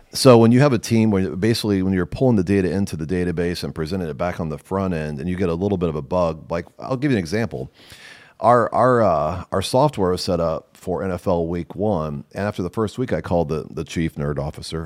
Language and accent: English; Nebraska, United States; I'm from Nebraska